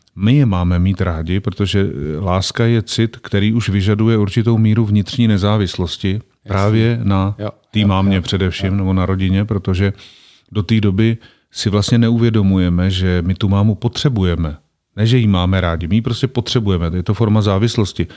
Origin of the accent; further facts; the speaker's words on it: Czechia; also born or lived in Prague; kam jsme se přestěhovali, když mě byli, myslím, čtyři roky, tak jsme se z Prahy přestěhovali do takové vesnice v Odlických horách